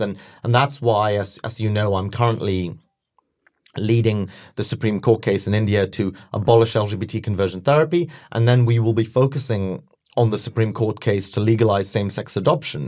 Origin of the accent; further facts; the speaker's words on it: London, United Kingdom; I was born and raised in London